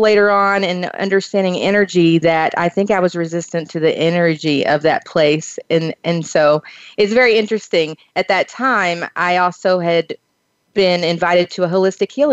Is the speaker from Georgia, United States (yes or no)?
no; Kentucky, United States; I grew up in the Eastern Hills, the Appalachian Mountains of Eastern Kentucky